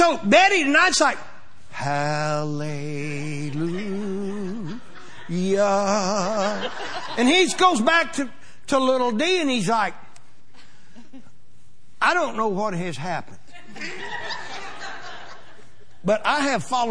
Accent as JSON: {"language": "English", "town": "Pawnee", "region": "Oklahoma", "country": "United States", "said": "we're from Pawnee, Oklahoma."}